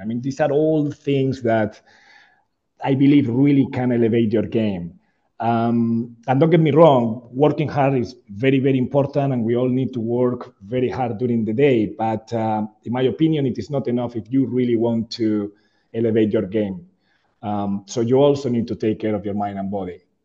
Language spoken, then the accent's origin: English; Spain; moved away as an adult; now in Jakarta, Indonesia; I'm, I'm from Spain originally